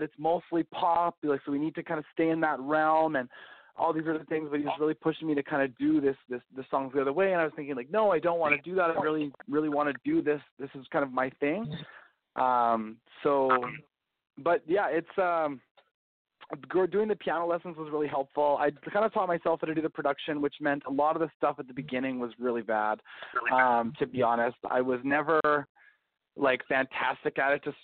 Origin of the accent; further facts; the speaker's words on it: Calgary, Alberta, Canada; growing up in Calgary